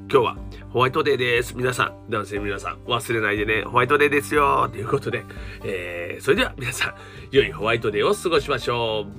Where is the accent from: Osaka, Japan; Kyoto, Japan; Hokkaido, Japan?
Osaka, Japan; 僕はね関西人です大阪人ですからね